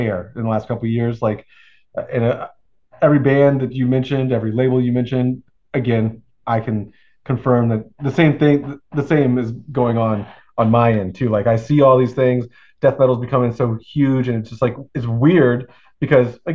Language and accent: English; Florida, United States; I'm from Florida